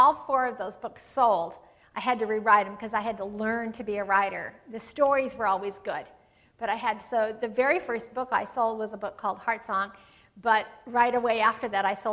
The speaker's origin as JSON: {"language": "English", "town": "Yakima", "region": "Washington", "country": "United States", "tie": "born or raised there", "said": "I was born and raised in Yakima, Washington"}